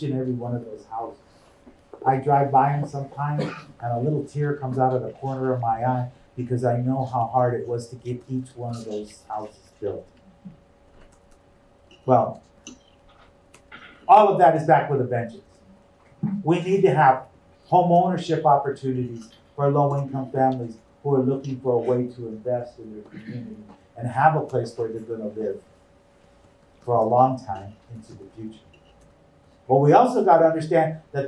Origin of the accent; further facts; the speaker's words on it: Tucson, Arizona, United States; When I was a little kid, I grew up in Armory Park